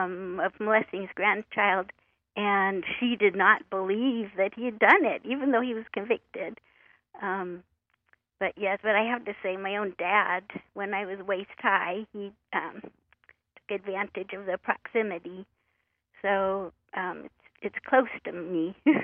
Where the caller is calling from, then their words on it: Oregon, United States; I'm calling from Oregon.